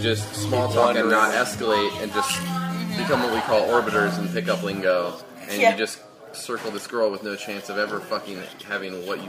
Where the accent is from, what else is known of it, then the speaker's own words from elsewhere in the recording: East Coast, United States; now in Los Angeles, United States; So originally I grew up on the East Coast.